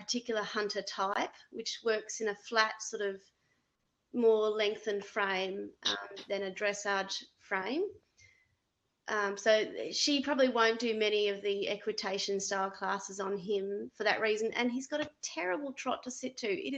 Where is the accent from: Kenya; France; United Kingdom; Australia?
Australia; now in Canada; I'm an Australian coach